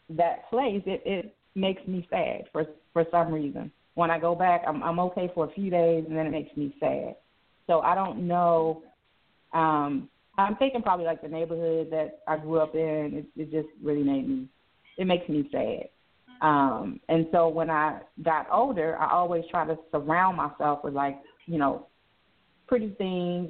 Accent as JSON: {"language": "English", "town": "Baltimore", "region": "Maryland", "country": "United States", "tie": "born or raised there", "moved": "yes", "said": "I'm originally from Baltimore, uh, Maryland"}